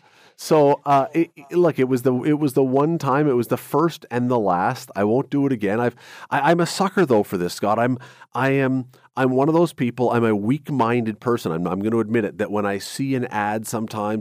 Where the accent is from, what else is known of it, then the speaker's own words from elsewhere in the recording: Toronto, Ontario, Canada; I grew up in Toronto.